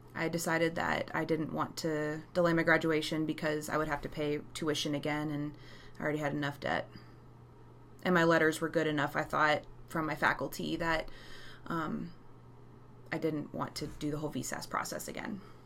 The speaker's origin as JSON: {"language": "English", "region": "Texas", "country": "United States", "said": "I'm from Texas"}